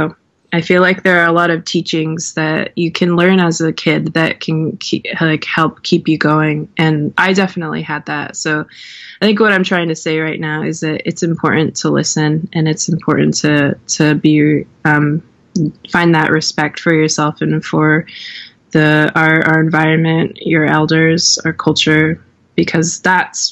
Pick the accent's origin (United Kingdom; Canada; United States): United States; Swinomish Indian Tribal Community, Washington; now in Portland, United States; When I was growing up in Swinomish, I wasn't out as a queer person